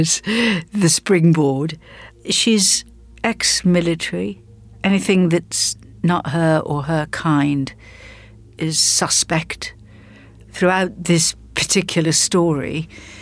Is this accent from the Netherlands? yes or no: no; South Africa; moved away; I grew up in South Africa before television arrived